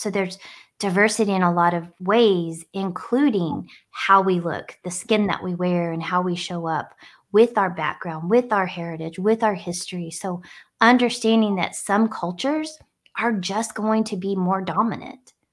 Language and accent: English; Northwest New Mexico, United States; growing up in New Mexico on an Indian reservation in a really diverse area